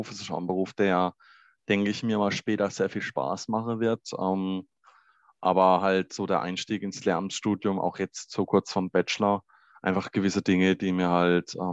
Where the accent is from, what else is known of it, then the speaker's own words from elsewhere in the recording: Baden-Württemberg, Germany; wir sind ja beide aus Baden-Württemberg.